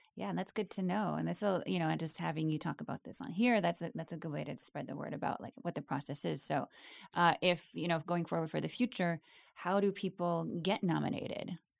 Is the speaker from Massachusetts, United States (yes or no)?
no; Wisconsin, United States; growing up in Wisconsin